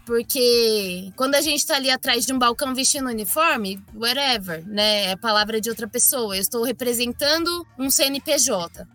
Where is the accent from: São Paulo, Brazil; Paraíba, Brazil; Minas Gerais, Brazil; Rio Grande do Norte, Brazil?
São Paulo, Brazil; Osasco; also born or lived in Bauru; Eu nasci em Osasco, nunca é, eu morei um ano só em Bauru